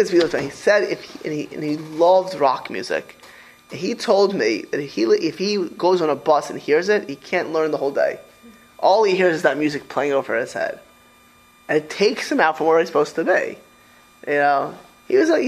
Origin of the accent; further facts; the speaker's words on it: Miami Beach, Florida, United States; also born or lived in New York; I grew up in Miami Beach